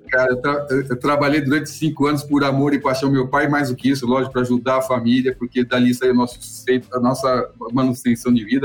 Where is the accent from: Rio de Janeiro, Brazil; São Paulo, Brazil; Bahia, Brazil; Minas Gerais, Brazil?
São Paulo, Brazil; eu nasci na periferia de São Paulo. Na verdade, eu nasci no Hospital Municipal da Lapa, mas a minha família, meus pais nesse momento moravam em Pirituba